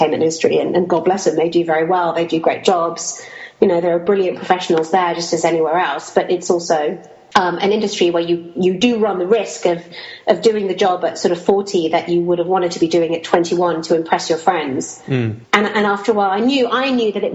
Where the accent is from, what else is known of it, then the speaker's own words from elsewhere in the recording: Kuwait; I grew up in Kuwait during the time of the Iran-Iraq war